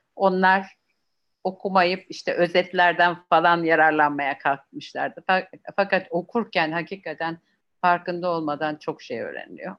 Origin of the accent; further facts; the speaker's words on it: Turkey; Bizim Akdeniz tabiatıyla